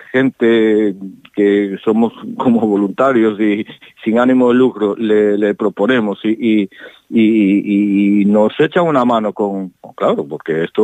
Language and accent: Spanish; O Rosal, Galicia, Spain; porque yo ya me formé en una banda de mi pueblo que es la agrupación musical do Rosal. Ahí empecé yo mi dote de mi primer lenguaje musical y acercarme al instrumento y estas cosas.